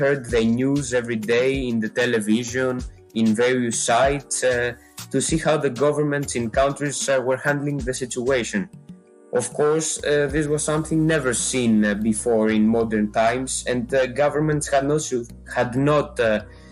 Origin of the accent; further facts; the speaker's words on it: Greece; I come from Greece. I live in Athens